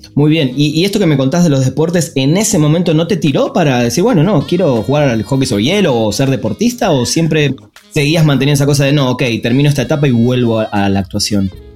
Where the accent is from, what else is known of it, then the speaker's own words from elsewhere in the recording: Argentina; moved away as an adult; now in Mexico; como argentino, además vivo hace 10 años acá en México